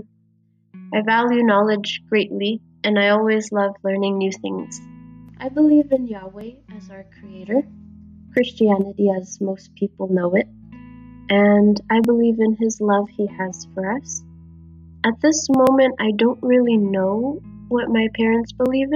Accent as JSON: {"language": "English", "region": "Florida", "country": "United States", "said": "I'm from Florida, USA"}